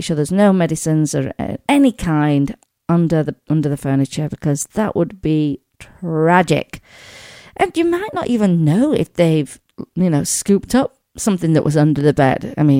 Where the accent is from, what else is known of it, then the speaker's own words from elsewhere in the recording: England, United Kingdom; One of them from where I grew up back home in England is out there.